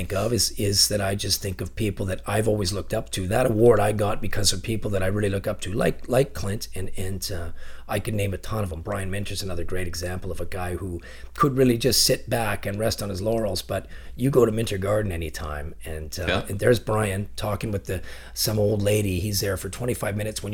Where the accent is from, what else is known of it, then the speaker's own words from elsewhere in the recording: Chilliwack, British Columbia, Canada; also born or lived in Ontario; I grew up here in Chilliwack and I never wanted to leave here.